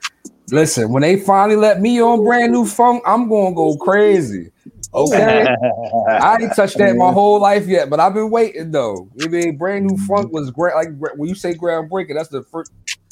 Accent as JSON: {"language": "English", "town": "Philadelphia", "region": "Pennsylvania", "country": "United States", "said": "But I'm in Philly. I'm from Philly."}